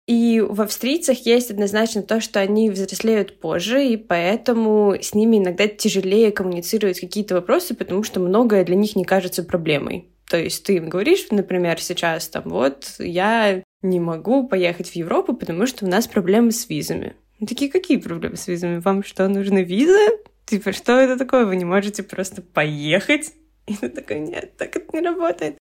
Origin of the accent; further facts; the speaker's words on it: Saint Petersburg, Russia; moved away as an adult; now in Vienna, Austria; я сама родом из Питера и всю жизнь провела в Питере